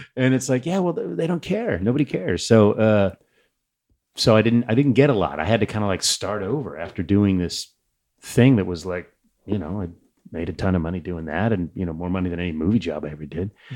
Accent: Saratoga, California, United States; growing up in Saratoga

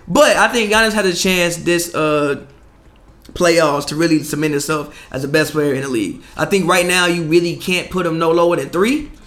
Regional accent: Chicago, Illinois, United States; I'm from Chicago

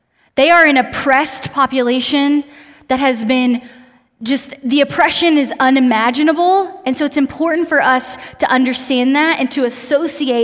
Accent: Austin, Texas, United States; moved away as an adult; now in Lubbock, United States; I'm originally from Austin. I came to go to school at Texas Tech

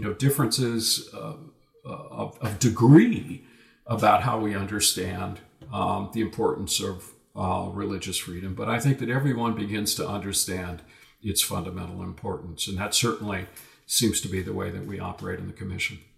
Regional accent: United States; I wasn't there as an American

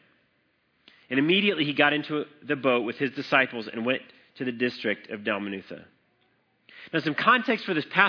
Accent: Colorado, United States; I grew up in Colorado

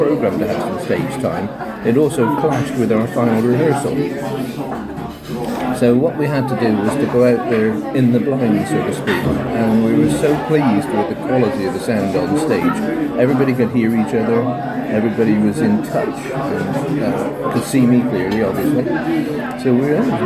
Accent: London, United Kingdom; I'm from London, southeast London, basically

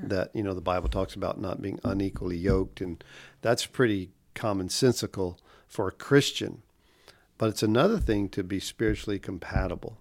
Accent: Pensacola, Florida, United States; also born or lived in Kansas City, Missouri; I grew up here in Gulfbury, East Pensacola, and I had a large extended family.

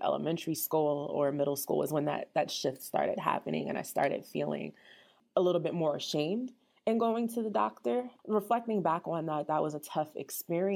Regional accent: New Jersey, United States; also born or lived in Syracuse, New York; I am from New Jersey, initially born and raised

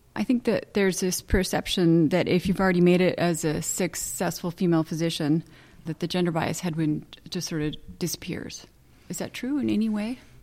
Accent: Santa Barbara, California, United States; I was born in Cottage Hospital

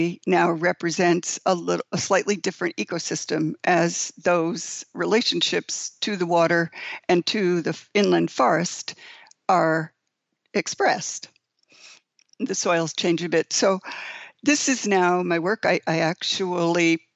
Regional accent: Brewster, New York, United States; now in Long Island, United States; I was born in Brewster, New York, which is in Putnam County

